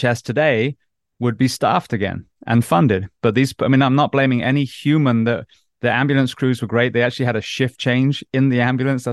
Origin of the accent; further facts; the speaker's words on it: United States; an American paramedic